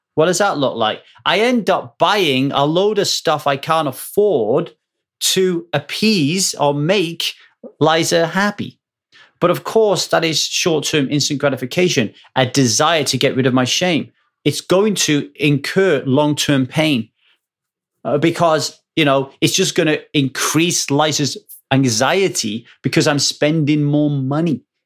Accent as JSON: {"language": "English", "town": "Ogmore Vale", "region": "Wales", "country": "United Kingdom", "tie": "born or raised there", "moved": "yes", "said": "where I grew up in Ogmore Vale"}